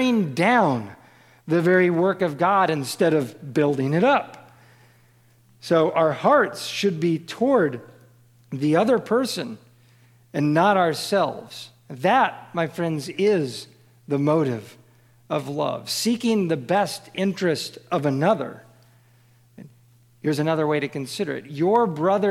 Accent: Kansas City, United States; I grew up in Kansas City

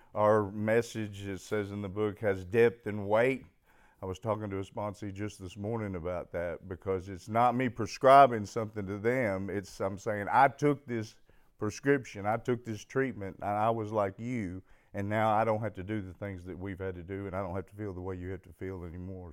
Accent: Fayetteville, Arkansas, United States; I was born in Fayetteville, Arkansas

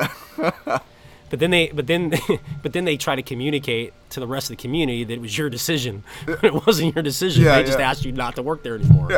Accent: San Diego, California, United States; I'm from San Diego. This is my home. I know the culture. I'm indigenous

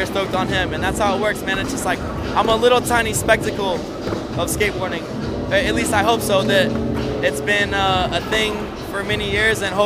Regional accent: South Carolina, United States; moved away as an adult; now in California, United States; South Carolina is where I was born and raised, and just recently moved to California.

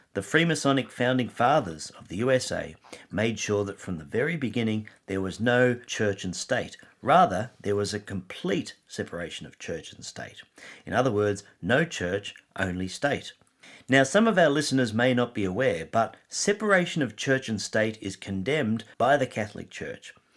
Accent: Australia; I am an Aussie

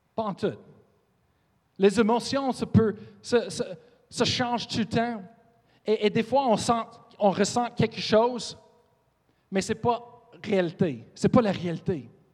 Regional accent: Colorado, United States; French is a second language; moved away; Je viens, de Colorado

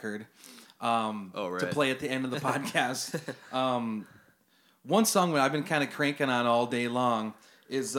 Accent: Turtle Lake, Wisconsin, United States; my hometown in Turtle Lake, Wisconsin.

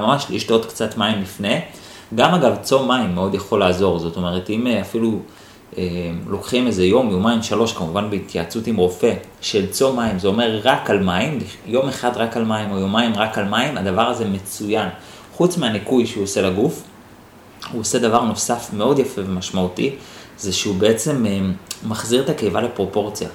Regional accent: Holon, Tel Aviv District, Israel; גדלתי בשכונת ג'סי כהן בחולון

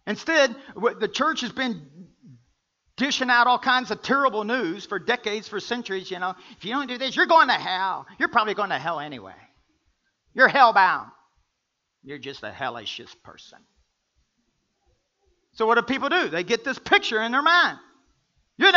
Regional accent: the South, United States; I'm from the South.

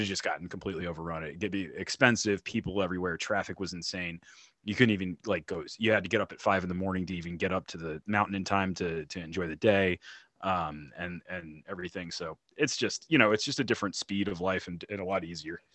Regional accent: North Carolina, United States; moved away as an adult; also born or lived in Colorado; now in Texas, United States; I'm from, uh, I'm from North, excuse me, North Carolina.

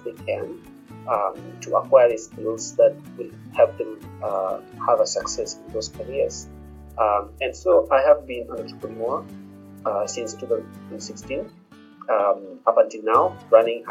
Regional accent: Kenya; also born or lived in University of Pennsylvania, United States; I'm a Kenyan, and I live in Nairobi.

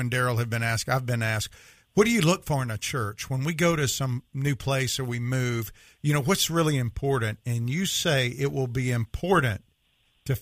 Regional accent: Mississippi, United States; I'm from Mississippi

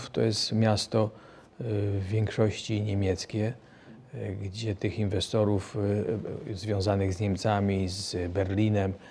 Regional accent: Greater Poland, Poland; jesteśmy z Wielkopolski, rodziny też są z Wielkopolski.

